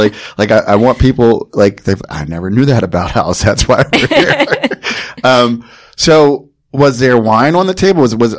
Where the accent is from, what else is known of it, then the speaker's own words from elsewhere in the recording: New Jersey, United States; I'm from Jersey and I understand